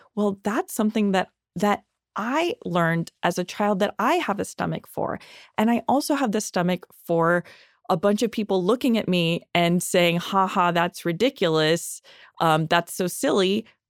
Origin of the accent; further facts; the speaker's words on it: Los Angeles, California, United States; I grew up here in Los Angeles